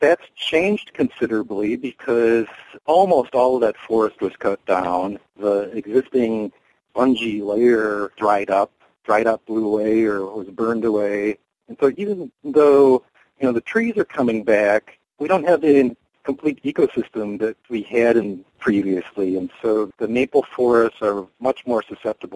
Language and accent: English; Lower Michigan, United States; also born or lived in Illinois; now in Wisconsin, United States; I lived in Illinois briefly, but I grew up in Lower Michigan.